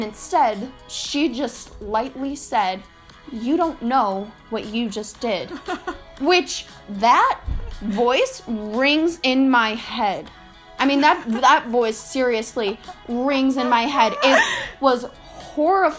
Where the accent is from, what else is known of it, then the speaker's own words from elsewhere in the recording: Chicago, Illinois, United States; We swear we don't go to a hillbilly school. I mean, it can be at times, but we're from Chicago